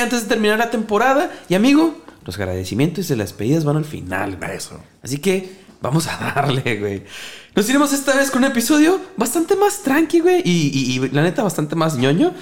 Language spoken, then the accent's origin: Spanish; Mexico; Nosotros como mexicanos